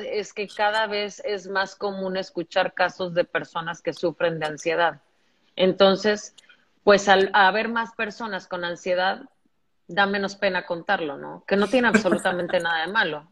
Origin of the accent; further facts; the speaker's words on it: Veracruz, Mexico; yo soy de Veracruz